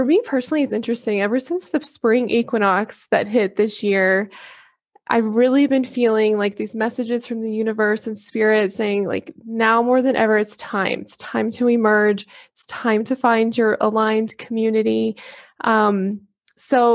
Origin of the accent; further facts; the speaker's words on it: Texas, United States; I grew up in Texas as well.